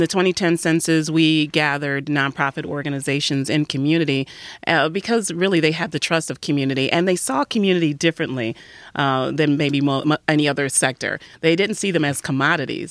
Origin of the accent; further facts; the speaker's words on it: Detroit, Michigan, United States; I'm also a native Detroiter, and, uh, grew up right on the west side of Detroit